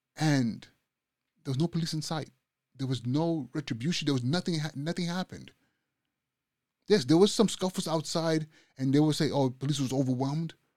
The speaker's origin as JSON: {"language": "English", "country": "Nigeria", "moved": "yes", "said": "I'm Nigerian. I'm from Nigeria."}